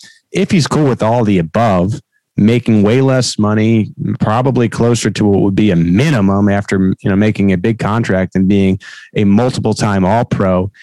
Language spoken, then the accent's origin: English; New York, United States; now in Kansas City, United States; I'm a New Yorker, and I really consider this my second home.